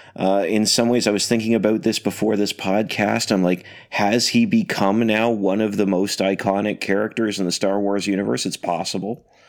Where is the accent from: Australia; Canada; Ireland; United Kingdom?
Canada; now I'm Canadian